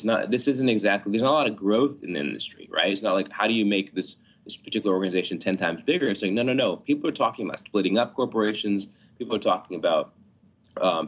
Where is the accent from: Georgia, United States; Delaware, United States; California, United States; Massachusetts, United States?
Georgia, United States; Atlanta; I grew up in Atlanta